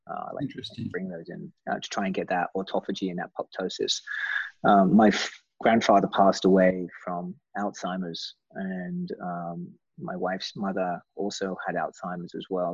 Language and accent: English; England, United Kingdom; accent: British; being English